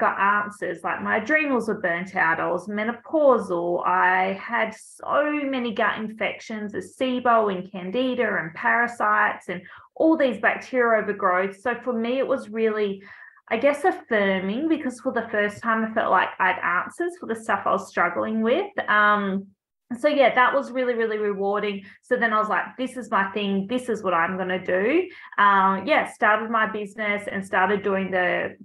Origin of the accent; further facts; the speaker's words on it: Albany, Western Australia, Australia; I grew up down south in Albany